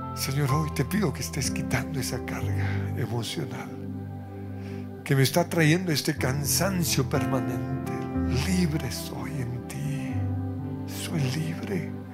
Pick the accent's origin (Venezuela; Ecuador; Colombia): Colombia; como colombianos